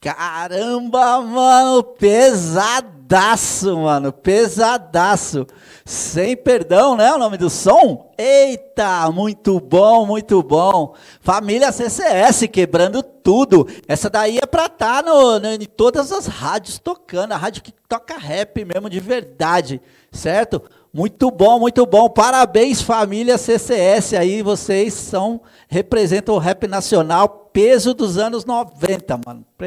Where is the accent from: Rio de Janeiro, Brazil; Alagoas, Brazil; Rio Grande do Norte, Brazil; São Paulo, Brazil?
São Paulo, Brazil; Eu sou paulista